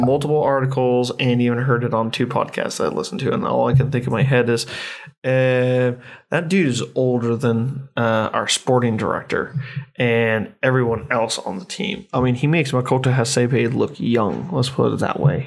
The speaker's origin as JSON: {"language": "English", "country": "United States", "said": "as an American"}